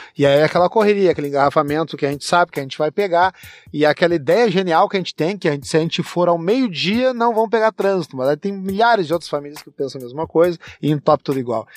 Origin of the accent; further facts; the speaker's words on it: Rio Grande do Sul, Brazil; Nós no Rio Grande do Sul, a gente toma o chimarrão